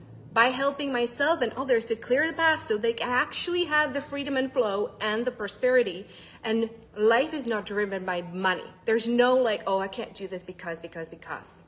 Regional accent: Czechia; moved away; I'm actually originally from the Czech Republic

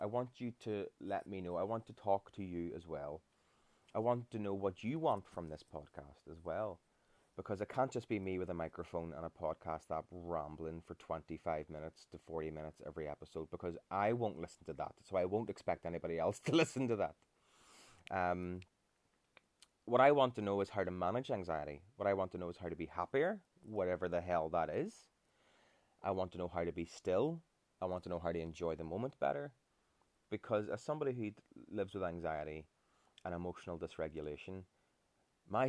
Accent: Ireland; as Irish people

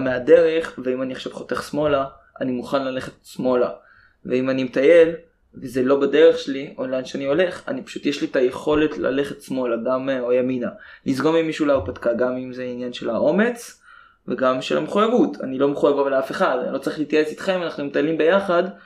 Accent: Israel

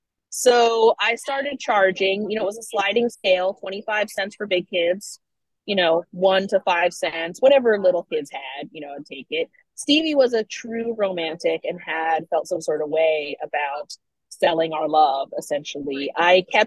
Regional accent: Washington, District of Columbia, United States; I grew up in the DC area

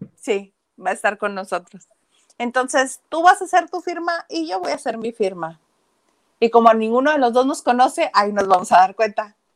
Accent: Mexico; also born or lived in Mexicali, Mexico; somos los mexicanos

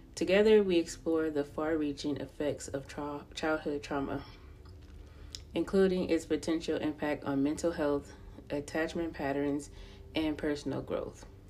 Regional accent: Los Angeles County, California, United States; I was born and raised in Los Angeles County, California

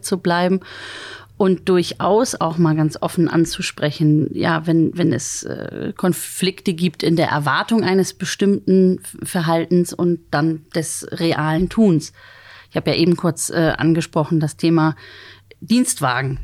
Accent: Bargteheide, Schleswig-Holstein, Germany; moved away as an adult; also born or lived in Bad Oldesloe / Freiburg / Berlin / England; now in Hamburg, Germany; Ich bin geboren in Bad Oldesloe und äh, groß geworden. Also meine Kindheit und Jugend habe ich verbracht in Bargte

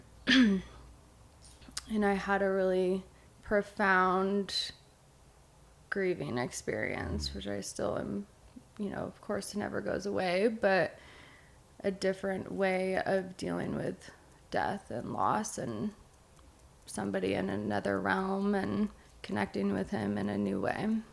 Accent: Eugene, Oregon, United States; now in Bend, United States; I grew up in Eugene, Oregon

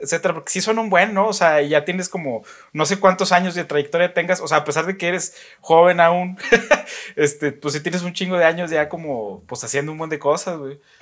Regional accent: Saltillo, Coahuila, Mexico; la gente que somos de acá de Saltillo

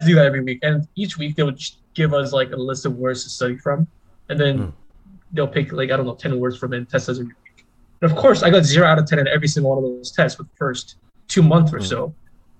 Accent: Nigeria; first language Korean; English is a second language; also born or lived in Korea; well, I was born in Korea, first of all. So I lived there until I was six, and then I moved to Nigeria.

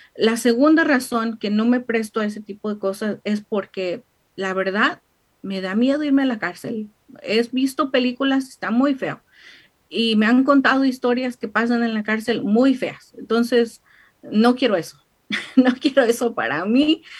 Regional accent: Mexico; now in United States; como típica mexicana

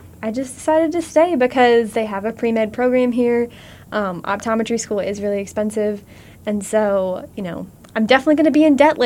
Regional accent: Warrensburg, Missouri, United States; I am from Warrensburg

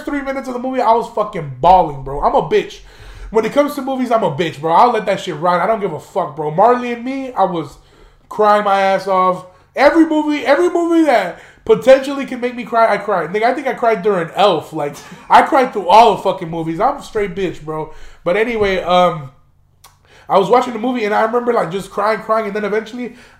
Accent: Chicago, Illinois, United States; moved away; also born or lived in Aurora, Illinois; He's somebody that I grew up with in Chicago before I moved out to Aurora

